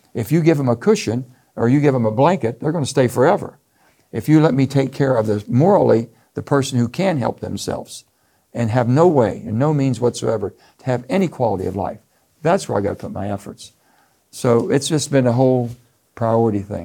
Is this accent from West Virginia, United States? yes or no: yes; West Virginia, United States; I come from a gun state. In West Virginia, everybody has guns. You're taught at a young age